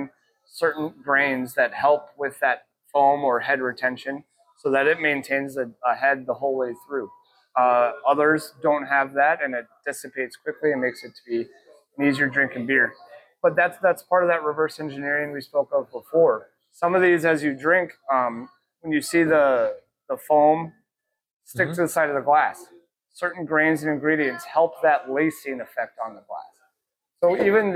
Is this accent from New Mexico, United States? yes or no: yes; Albuquerque, New Mexico, United States; now in Mount Pleasant, United States; I'm from Albuquerque, New Mexico